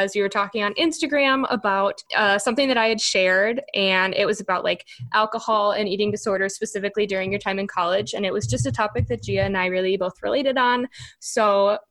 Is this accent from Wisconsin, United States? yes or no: yes; Wisconsin, United States; I'm from Wisconsin